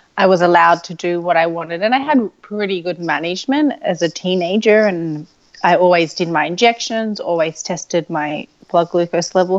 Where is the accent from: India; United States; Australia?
Australia; Sydney, New South Wales; I grew up in Sydney, Australia